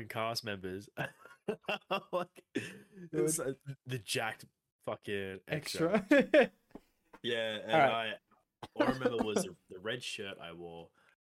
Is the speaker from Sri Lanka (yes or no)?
no; Australia; why are we so over the top Australian